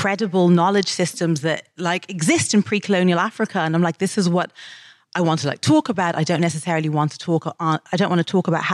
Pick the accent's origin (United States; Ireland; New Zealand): Ireland; Dublin, Leinster; moved away as an adult; now in United Kingdom; When I was growing up in Dublin